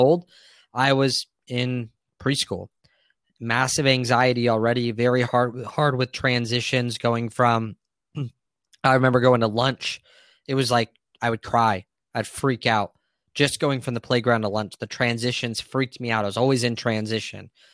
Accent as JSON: {"language": "English", "town": "Santee", "region": "California", "country": "United States", "tie": "born or raised there", "said": "I grew up in Santee, which is in San Diego, a suburb just east of La Jolla"}